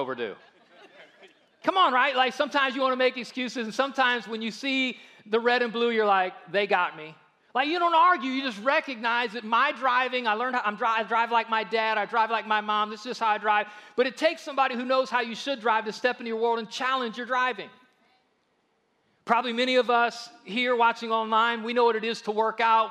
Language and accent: English; United States; we are very guilty as American Christians